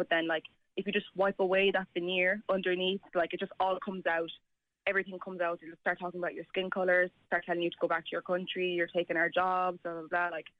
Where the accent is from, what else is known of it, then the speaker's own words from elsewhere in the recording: Ireland; Like, I was born and raised here, and I'd like to think of myself as an Irish person, and I don't need other people to tell me I'm not